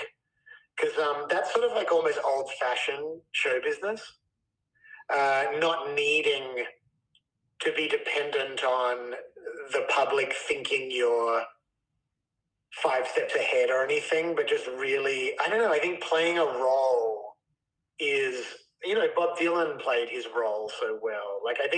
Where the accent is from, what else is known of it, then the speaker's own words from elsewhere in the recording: Australia; moved away as an adult; now in United States; being Australian and sort of growing up in a culture that was a bit like, everything's chill